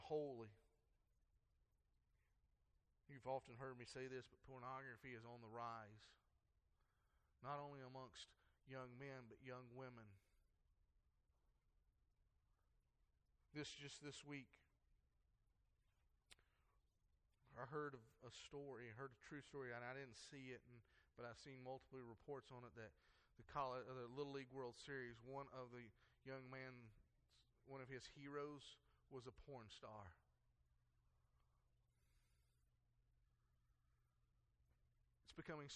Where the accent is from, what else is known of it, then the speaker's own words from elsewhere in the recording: United States; how do they know I'm an American